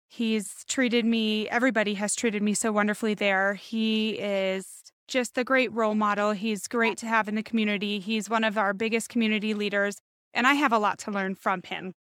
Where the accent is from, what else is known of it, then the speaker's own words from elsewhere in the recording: Boulder City, Nevada, United States; also born or lived in Las Vegas, Nevada; So I have been in Boulder City, Nevada since I was six. Born and raised in Las Vegas, my family moved me out here